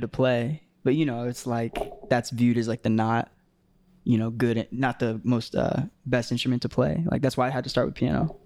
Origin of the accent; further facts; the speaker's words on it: Tampa, Florida, United States; growing up in Tampa